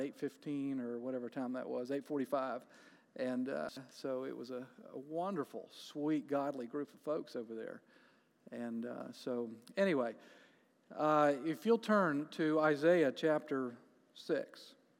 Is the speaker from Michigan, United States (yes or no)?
no; Jacksonville, Florida, United States; moved away as an adult; now in Canton, United States; We are from Jacksonville, Florida